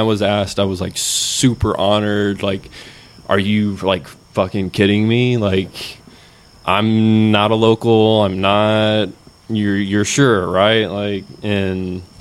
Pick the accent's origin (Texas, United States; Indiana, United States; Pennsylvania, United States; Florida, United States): Texas, United States; Houston; I'm from Houston